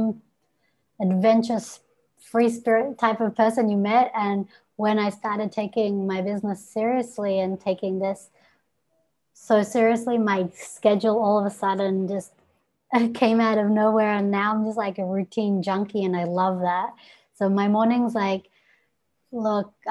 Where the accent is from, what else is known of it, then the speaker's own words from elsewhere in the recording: Melbourne, Victoria, Australia; I am from Melbourne, Australia.